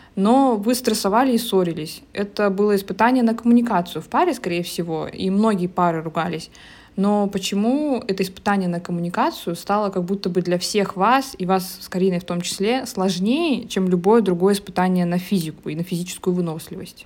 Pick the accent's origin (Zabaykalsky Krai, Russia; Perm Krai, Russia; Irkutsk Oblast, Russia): Zabaykalsky Krai, Russia; родилась как бы уже в поселке в Забайкальском крае